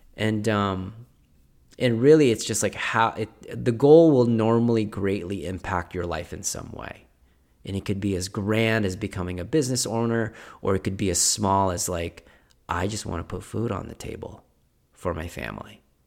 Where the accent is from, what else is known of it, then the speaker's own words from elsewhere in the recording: Philippines; moved away; I was born in Philippines.